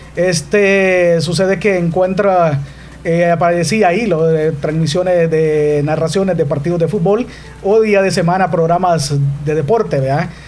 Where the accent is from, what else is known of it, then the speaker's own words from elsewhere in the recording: Corinto, Morazán, El Salvador; Soy originario del caserío Llano Grande que pertenece al cantón Corralito del municipio de Corinto, en Morazán.